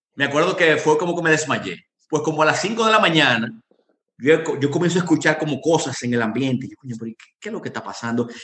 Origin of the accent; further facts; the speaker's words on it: Dominican Republic; moved away as an adult; also born or lived in Yemen; yo llegué solo, un dominicano